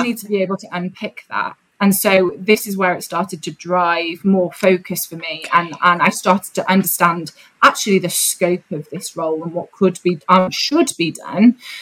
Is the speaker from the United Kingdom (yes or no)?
yes; North Wales, United Kingdom; I grew up in a very conservative, white part of North Wales